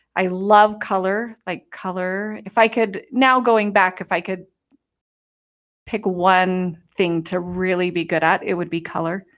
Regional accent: Utah, United States; moved away as an adult; I was gonna come home and live in the house that I grew up

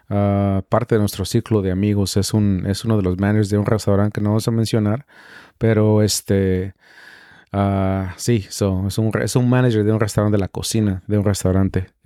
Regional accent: Mexico; yo como mexicano

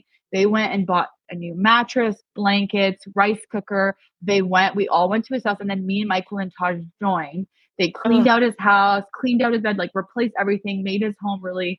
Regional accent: Iran; I was raised as a Baha'i. We're from Iran. They were killing people that were Baha'i.

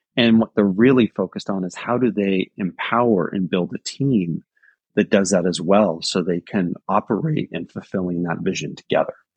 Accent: Silicon Valley, California, United States; I remember growing up in Silicon Valley

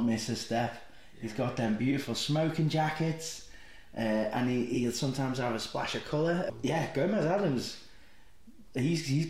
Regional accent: Liverpool, North West England, United Kingdom; being a Scouser

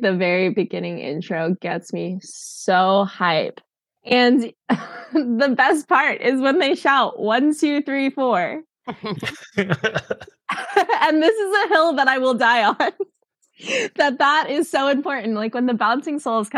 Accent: United States; moved away as an adult; I am living in a whole other country, I feel American all of the time

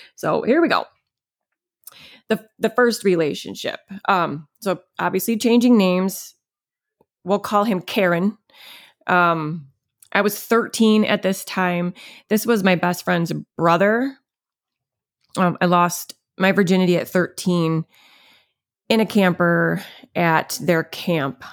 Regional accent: Munnsville, New York, United States; I grew up in Munsville, New York. Um, it's upstate New York

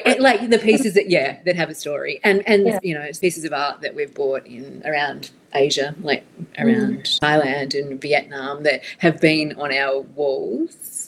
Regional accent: Australia; moved away as an adult; also born or lived in Dubai; now in Singapore; Yes, I am an Australian expat, currently living in Singapore. So we've been here for 2 years this time, previously in Dubai for 8 years

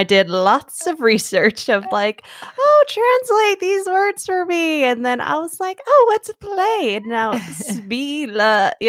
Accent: Arizona, United States; So I am from Arizona. I have grown up here my whole life.

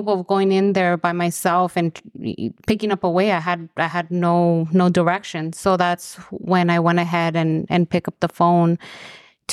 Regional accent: Los Angeles, California, United States; I am originally from Los Angeles.

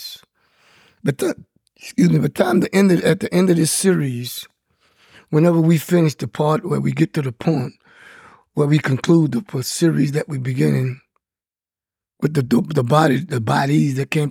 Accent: Louisiana, United States; I'm from Louisiana

